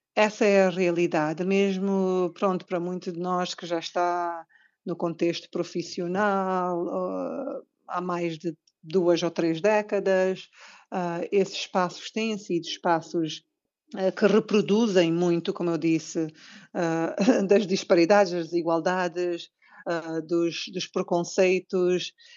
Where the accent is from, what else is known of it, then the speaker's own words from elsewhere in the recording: Cape Verde; como cabo-verdianos, temos todo o orgulho de, de apresentar-nos como tal